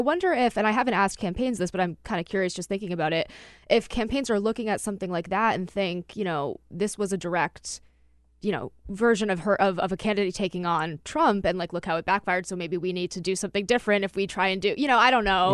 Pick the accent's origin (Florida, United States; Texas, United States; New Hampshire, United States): New Hampshire, United States; I'm from New Hampshire